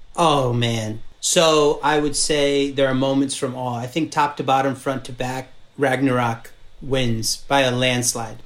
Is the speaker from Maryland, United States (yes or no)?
yes; Maryland, United States; moved away as an adult; also born or lived in New York; I'm from Maryland, so I just I basically went home to shoot my first movie